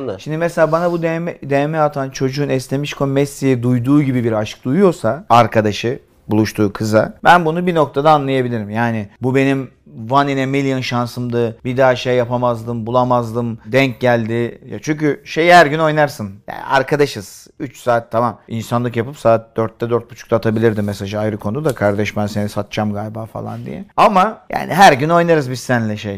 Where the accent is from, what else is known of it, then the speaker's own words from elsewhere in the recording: Istanbul, Turkey; Burada doğdum da bunun. Göztepe Kadıköy.